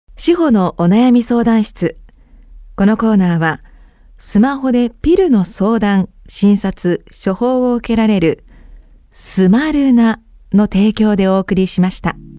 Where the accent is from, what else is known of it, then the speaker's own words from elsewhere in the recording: Sapporo, Hokkaido, Japan; 私も札幌出身です